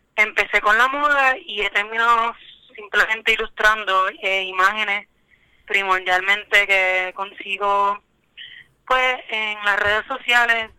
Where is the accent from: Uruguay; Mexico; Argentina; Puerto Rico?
Puerto Rico; Caguas; yo soy de Caguas, Puerto Rico, eh, y realmente me baso en la vida metropolitana, pero mi hogar siempre va a ser Caguas